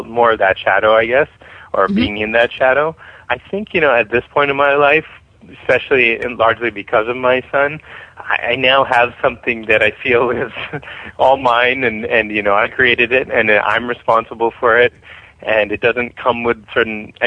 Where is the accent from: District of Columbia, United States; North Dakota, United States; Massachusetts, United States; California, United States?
Massachusetts, United States; Boston; moved away as an adult; also born or lived in New York; now in Los Angeles, United States; I grew up in Boston, so while I haven't lived there since I left for college